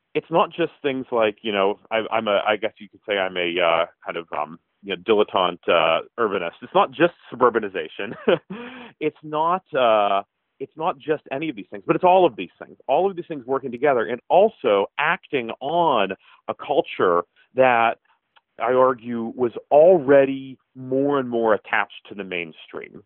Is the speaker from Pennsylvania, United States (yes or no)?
yes; Pittsburgh, Pennsylvania, United States; I'm from Pittsburgh